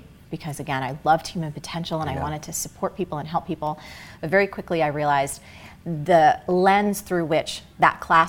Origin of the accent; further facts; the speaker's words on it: New Jersey, United States; I grew up in Jersey